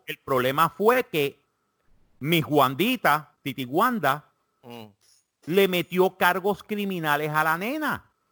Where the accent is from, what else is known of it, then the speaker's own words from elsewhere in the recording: Puerto Rico; now in South Carolina, United States; yo soy puertorriqueño